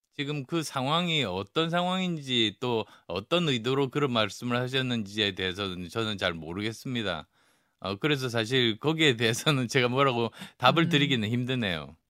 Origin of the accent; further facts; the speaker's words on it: PK, Busan-Gyeongnam, South Korea; moved away; also born or lived in Yeongju, North Gyeongsang (ancestral roots); 제 고향인 PK